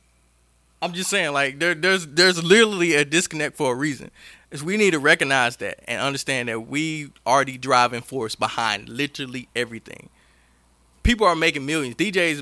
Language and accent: English; Mississippi, United States; now in Augusta, United States; I'm actually from Mississippi.